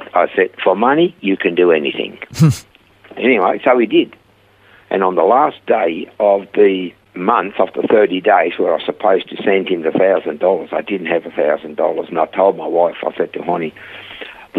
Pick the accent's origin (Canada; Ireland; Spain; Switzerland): Switzerland; accent: heavy Swiss; moved away as an adult; also born or lived in Perth, Australia / Coffs Harbour, Australia; now in Australia; I had a heavy Swiss accent. And I said, from Switzerland